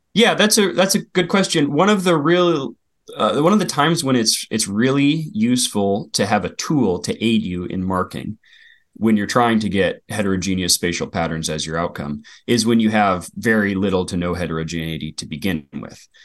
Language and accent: English; Willamette Valley, Western Oregon, United States; I grew up in Western Oregon, uh, on the outskirts of the Willamette Valley